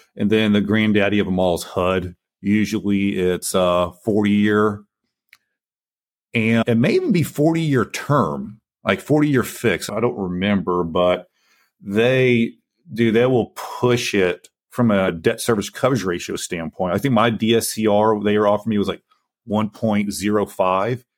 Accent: Lake Charles, Louisiana, United States; also born or lived in Houston; Came back to where I grew up in Lake Charles, Louisiana, got my real estate license

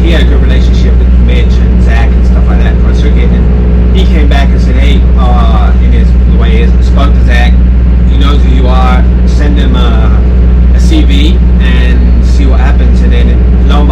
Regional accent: Chard, South West England, United Kingdom; moved away; I'm from Somerset.

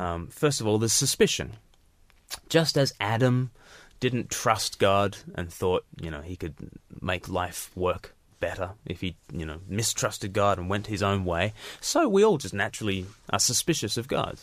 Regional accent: Australia; I was born, in Australia, far from the mother country.

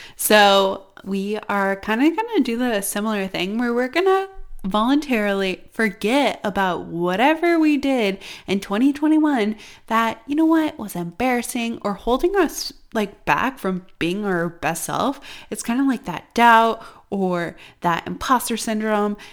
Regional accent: Iowa, United States; when I was growing up in Iowa, we literally had snow

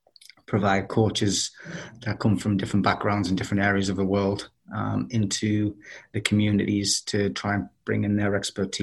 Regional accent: Durham, North East England, United Kingdom; moved away as an adult; also born or lived in Connecticut; now in Charlotte, United States; I'm from Durham, which is in the northeast of England.

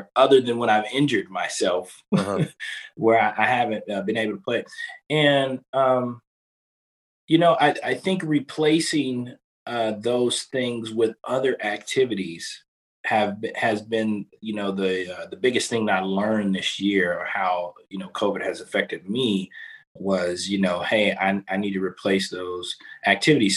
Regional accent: Kansas City, Missouri, United States; moved away; I'm originally from Kansas City, Missouri

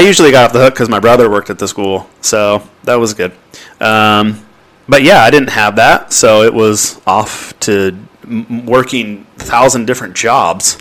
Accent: Anaheim, California, United States; moved away as an adult; also born or lived in North Texas; was born and raised in Anaheim, California

